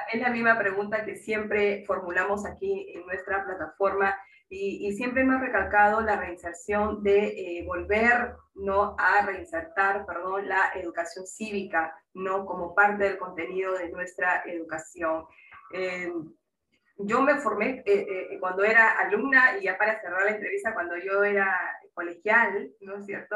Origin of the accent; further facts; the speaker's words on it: Peru; como peruanos y peruanas que somos